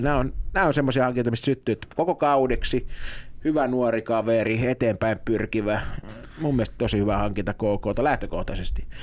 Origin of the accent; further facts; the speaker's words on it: Lahti, Päijät-Häme, Finland; Mä oon Lahdesta